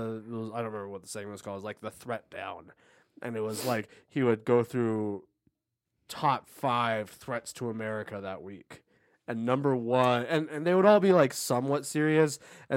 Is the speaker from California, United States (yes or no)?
yes; Los Angeles, California, United States; moved away; my hometown and it's in the LA area, but it's right on the border where the desert, like where it reaches the desert area.